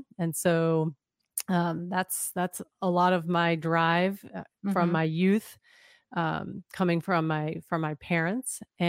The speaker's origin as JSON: {"language": "English", "region": "Pennsylvania", "country": "United States", "tie": "born or raised there", "said": "So a little bit on my background. I was raised outside Philadelphia."}